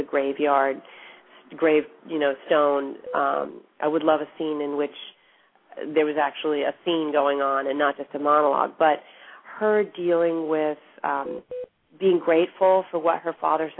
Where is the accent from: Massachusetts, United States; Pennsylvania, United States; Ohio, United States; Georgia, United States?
Massachusetts, United States; outside of Boston; my parents are from Argentina, and I grew up outside of Boston, in a suburb outside of Boston where there weren't many Latinos